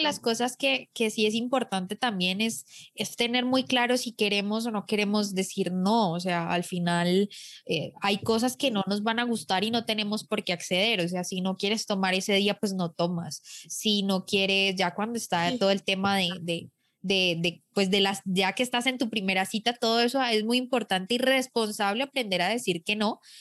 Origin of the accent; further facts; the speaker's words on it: Colombia; los micrófonos en mi país